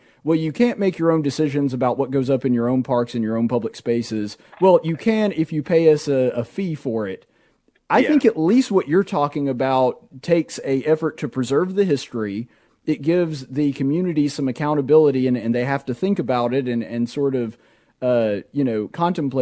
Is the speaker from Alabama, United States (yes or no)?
yes; Marbury, Alabama, United States; I grew up in Marbury